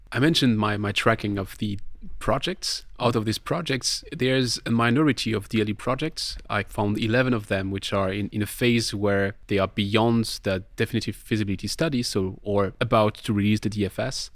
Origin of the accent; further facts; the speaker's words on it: Colmar, Grand Est, France; my hometown is Colmar